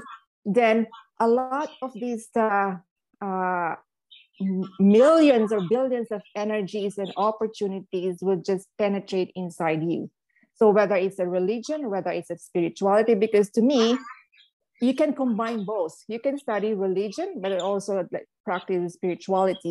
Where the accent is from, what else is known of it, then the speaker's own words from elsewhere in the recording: Philippines; I grew up in the Philippines as a Catholic